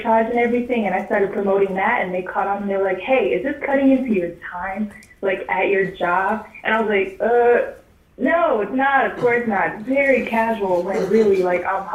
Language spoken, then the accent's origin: English; Texas, United States; now in Seattle, United States; I am from Texas, so I'm a Texas Southern girl, but I'm up in Seattle